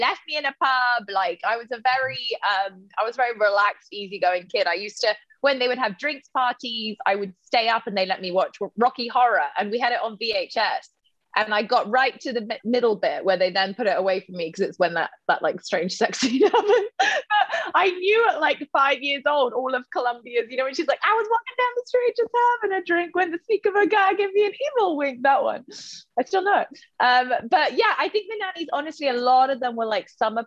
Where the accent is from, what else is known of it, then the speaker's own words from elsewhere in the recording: Oxford, South East England, United Kingdom; I was born in Oxford. I grew up in Oxford